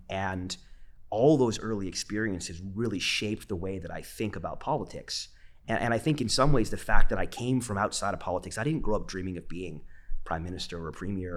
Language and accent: English; Vancouver, British Columbia, Canada; I'm a Vancouverite, born and raised